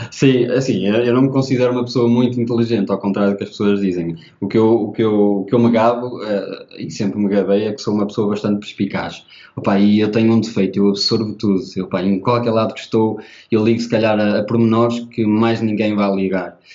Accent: Portugal; eu sou da Oliveira das Mães, é uma, equipe, uma, uma cidade bastante pequena e, portanto, não eh, toda a gente conhece toda a gente. E eh, eu tinha alguns amigos de infância na primária

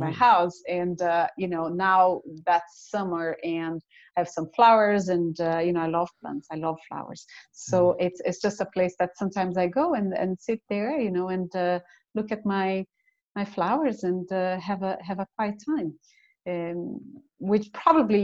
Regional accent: Brazil; now in Cork, Ireland; I'm originally from Brazil. So all my family is in Brazil, but I live with my husband in Cork.

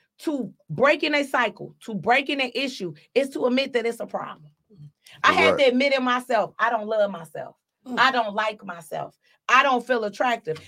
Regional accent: Detroit, Michigan, United States; I was raised on Joy Road

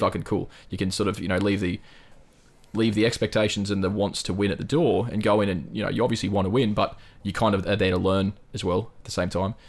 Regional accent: North Queensland, Australia; I'm from North fucking Queensland

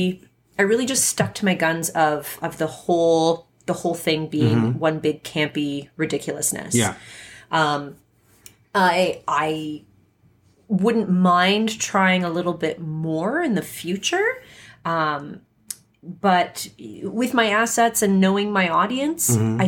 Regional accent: Edmonton, Alberta, Canada; I don't know where the hotspots are here. I'm from Edmonton.

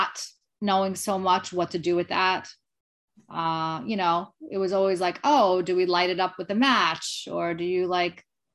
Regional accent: Lindenhurst, New York, United States; I grew up on Long Island, Lindenhurst, Long Island, New York

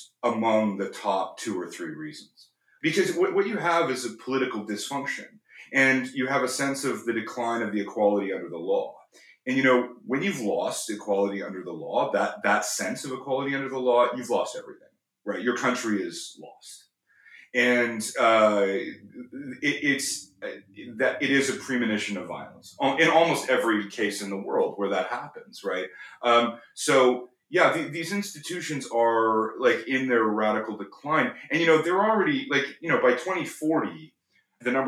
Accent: Canada; I'm from Canada

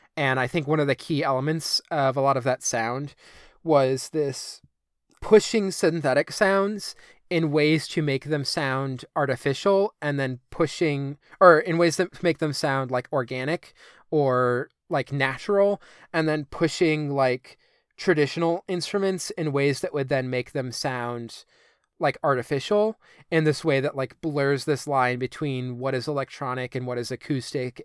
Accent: United States; I'm this American at this Icelandic youth center

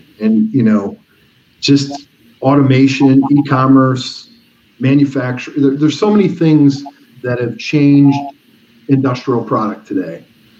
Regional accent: Midwest, United States; moved away as an adult; also born or lived in Chicago; now in Philadelphia, United States; I grew up in the Midwest, and I thought I'd come to Philadelphia and move back to Chicago. One of the reasons I stayed is look at the density of the Northeast.

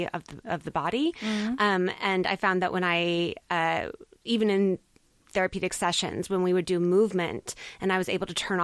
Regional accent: United States; I'm American

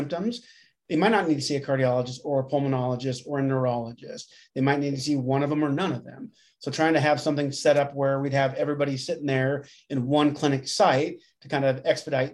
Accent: Grand Island, Nebraska, United States; moved away as an adult; also born or lived in Lincoln, Nebraska; now in Omaha, United States; I'm from Grand Island initially. So I grew up in Grand Island and then undergrad at Nebraska Wesleyan and then up to Omaha

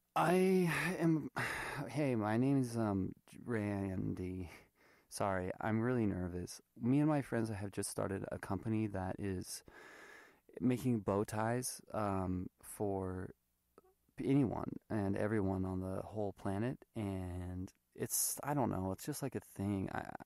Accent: United States; So, I mean, I'm American, but, you know, my parents are Thai, I look Thai, whatever.

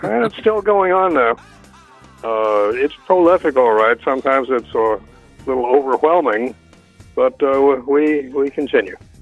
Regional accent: New York City, New York, United States; also born or lived in Mount Vernon, New York; I was born in New York City and grew up there until, oh, I don't know, when I was about 10, no, about, when I was about 11 or 12, I think, we moved to the suburb of Mount Vernon, which is directly on the border of New York

